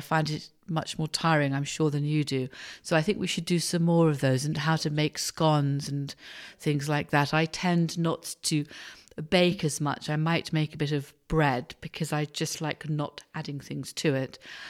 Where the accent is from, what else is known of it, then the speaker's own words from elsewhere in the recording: Scotland, United Kingdom; being Scottish